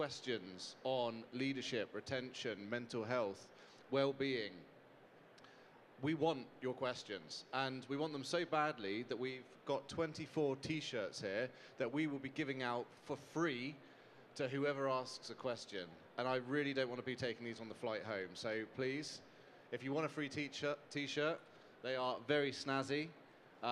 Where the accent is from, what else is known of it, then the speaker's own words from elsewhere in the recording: United Kingdom; I'm not from around here, I'm from the UK